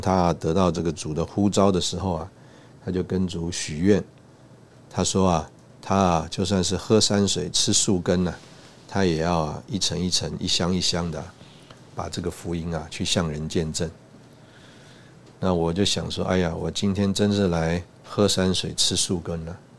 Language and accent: Chinese; Taiwan; 我们从台湾来